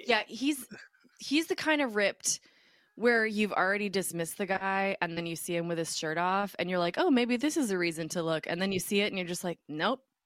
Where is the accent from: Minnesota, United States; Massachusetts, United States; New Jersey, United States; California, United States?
Minnesota, United States; Minneapolis; moved away as an adult; also born or lived in New York; when I was growing up in Minneapolis